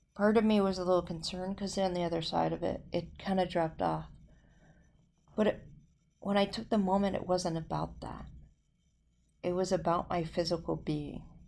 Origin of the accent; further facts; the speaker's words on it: New Jersey, United States; moved away as an adult; now in Las Vegas, United States; Growing up in South Jersey